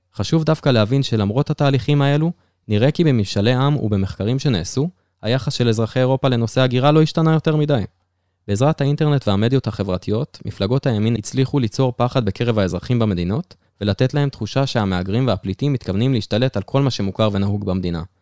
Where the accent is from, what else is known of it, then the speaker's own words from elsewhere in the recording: Israel; אצלנו בישראל